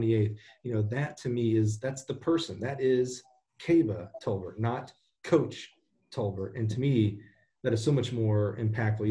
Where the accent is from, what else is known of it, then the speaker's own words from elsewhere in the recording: Alabama, United States; I'm a kid from Alabama.